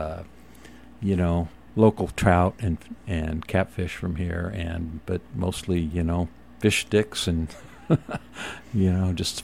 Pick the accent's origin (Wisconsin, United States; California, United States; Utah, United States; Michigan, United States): Utah, United States; Moab; also born or lived in Santa Barbara; I was, born and raised in Moab. And then I moved to Santa Barbara in 1984 to go to culinary school.